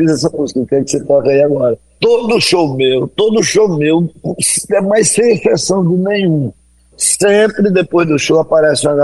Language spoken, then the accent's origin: Portuguese; Iguaraci, Pernambuco, Brazil; Porque eu sou de Guaraci. Iguaraci.